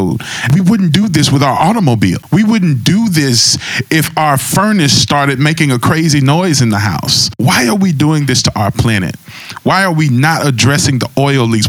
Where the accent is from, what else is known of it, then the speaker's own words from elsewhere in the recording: Gulf Coast, United States; I grew up on the Gulf Coast, and literally hurricanes were a part of life growing up about 35 minutes from the beach